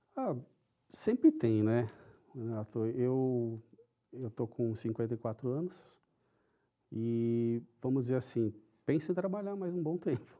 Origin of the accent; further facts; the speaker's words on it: São Paulo, Brazil; first language Japanese; Portuguese is a second language; Eu nasci em São Paulo, sou paulistano